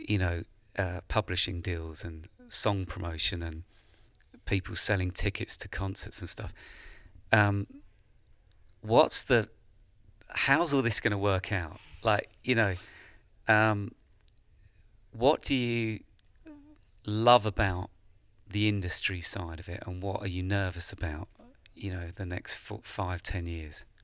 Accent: England, United Kingdom; as an Englishman traveling to America

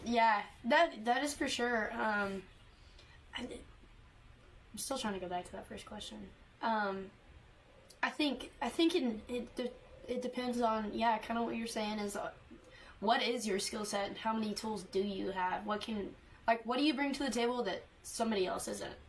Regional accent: Canton, Texas, United States; growing up in East Texas

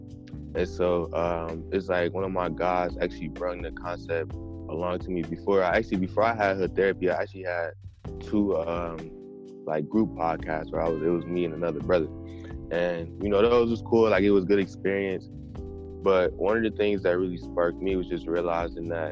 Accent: Cleveland, Ohio, United States; I'm from Cleveland, Ohio

